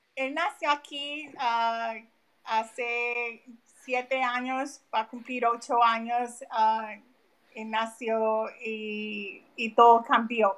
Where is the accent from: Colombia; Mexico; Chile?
Colombia; also born or lived in Philadelphia area, United States; now in United States; yo salí de vivir de Colombia hace casi 30 años. So, llevo mucho tiempo acá, pero mi familia que está allá